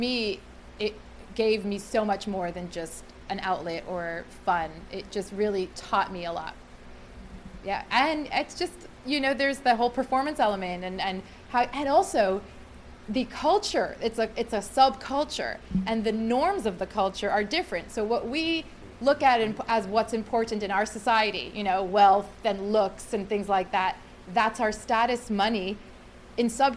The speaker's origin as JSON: {"language": "English", "country": "Canada", "said": "I'm from Canada"}